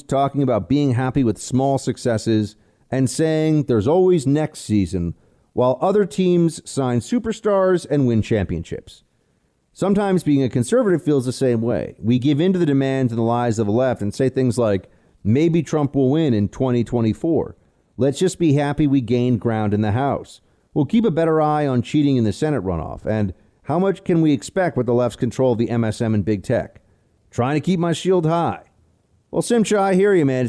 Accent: New York City, New York, United States; my hometown, for my city

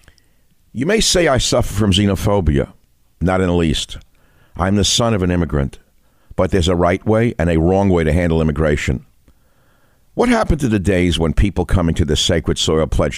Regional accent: New York City, New York, United States; growing up in the Bronx

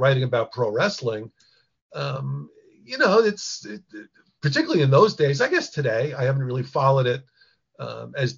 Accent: Long Island, New York, United States; I grew up on Long Island

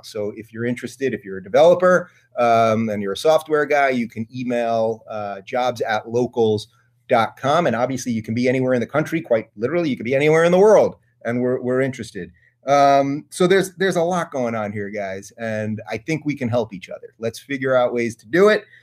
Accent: Syosset, New York, United States; moved away; I grew up in Saas at Long Island.

